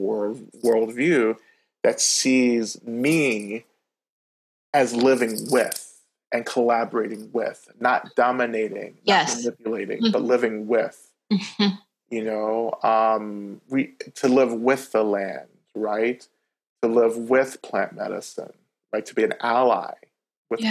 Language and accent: English; North Georgia, United States; I grew up in Georgia, North Georgia, on Cherokee land